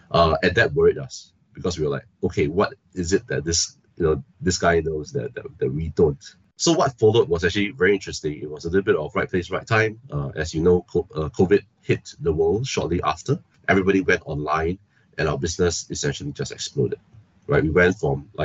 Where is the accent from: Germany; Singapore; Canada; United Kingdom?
Singapore; I am born and bred in Singapore, studied here, been here essentially all my life